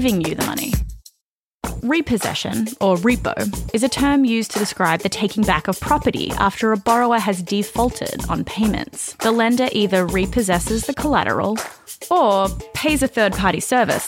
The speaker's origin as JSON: {"language": "English", "country": "Australia", "moved": "as an adult", "lives_now": "United States", "said": "And I'm from Australia. I moved to the US about 6 years ago."}